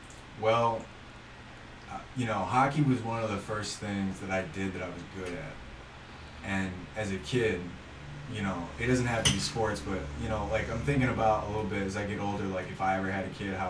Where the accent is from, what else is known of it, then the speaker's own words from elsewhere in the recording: Brighton, Michigan, United States; growing up in Brighton